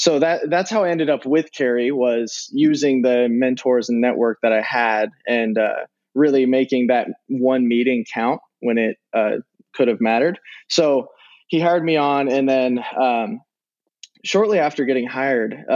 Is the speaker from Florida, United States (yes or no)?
no; Nebraska, United States; I'm from Nebraska.